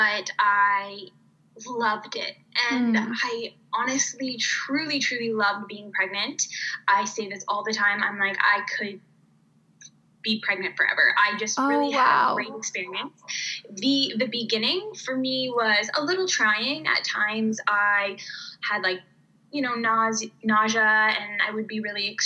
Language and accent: English; Canada; moved away as an adult; also born or lived in United States / Riga, Latvia / Germany / Finland; now in Denmark; I grew up in Canada and I went to school in Canada